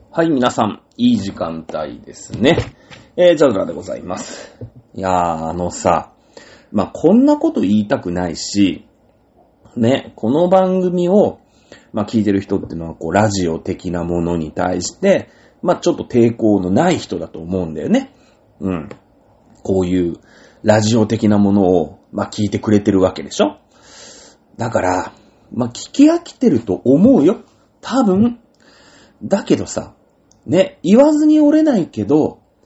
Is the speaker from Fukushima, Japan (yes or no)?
no; Mishima, Shizuoka, Japan; moved away; 僕、実家、静岡なんですね。静岡県の三島市というところに、